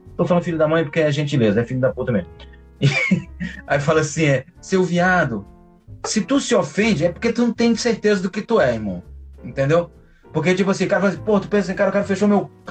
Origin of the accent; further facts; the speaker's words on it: interior of Ceará, Brazil; now in Rio de Janeiro, Brazil; eu sou do interior do Ceará